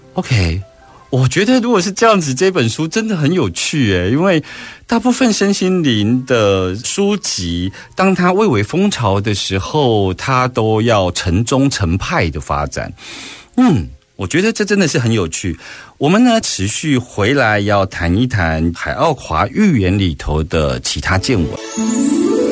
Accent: Taiwan; 在我们台湾社会

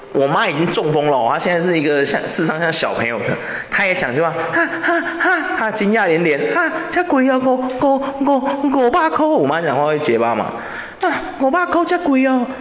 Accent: Taiwan; 我们台湾人

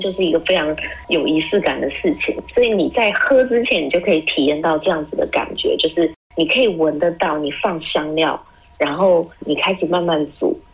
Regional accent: Taiwan; 我们台湾人的口味

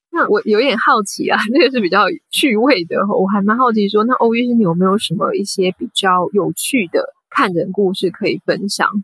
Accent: Taiwan; moved away as an adult; now in London, United Kingdom; 因为毕竟我是在台湾长大的

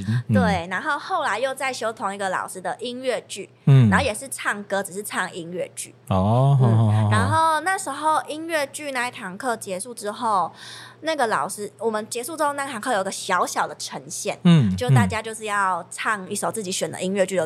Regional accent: Chiayi, Taiwan; 其实我那时候跟他说我是嘉义人的时候，

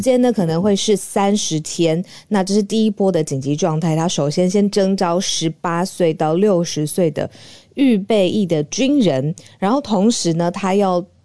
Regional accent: Taiwan; 作为台湾人

